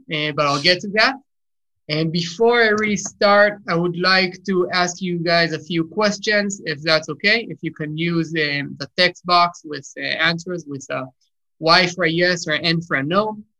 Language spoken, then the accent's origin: English; Israel; English is a second language; My origin, my family's from the U.S., but I'm born and raised in Israel, so sorry about the accent if some of the words are unpronounceable for me. And it happens sometimes, but you know, I've done the army service here in Israel.